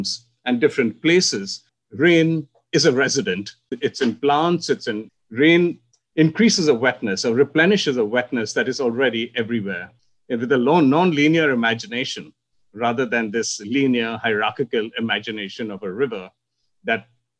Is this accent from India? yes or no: yes; India; And that's how I grew up in India, in a monsoon world